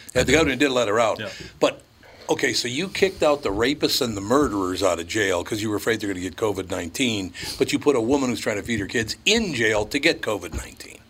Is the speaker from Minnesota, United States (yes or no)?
yes; Minneapolis, Minnesota, United States; I grew up in North Minneapolis on Plymouth Avenue